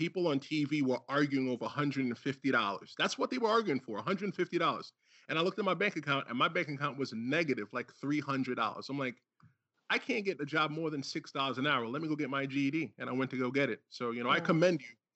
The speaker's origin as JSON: {"language": "English", "town": "New York City", "region": "New York", "country": "United States", "tie": "born or raised there", "also_born_or_lived": "Brooklyn / Bronx", "said": "I lived in Brooklyn as well, too, as a kid. And I moved to the Bronx when I was 10"}